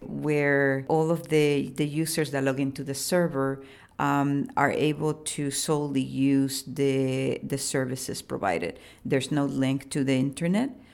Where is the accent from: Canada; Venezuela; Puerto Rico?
Puerto Rico; I was born in Boriquén, which is, um, the pre-colonial name for the island most people know as Puerto Rico.